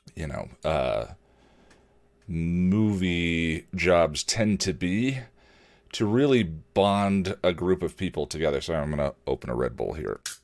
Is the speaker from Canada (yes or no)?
no; Illinois, United States; moved away as an adult; now in Colorado, United States; Growing up in Illinois